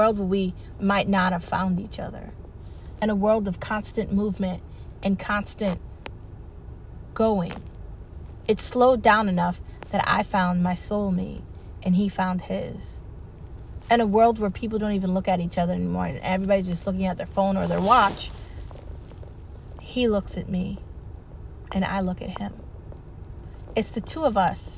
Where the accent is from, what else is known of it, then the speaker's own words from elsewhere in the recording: United States; I'm American first. Because I was born here, raised here.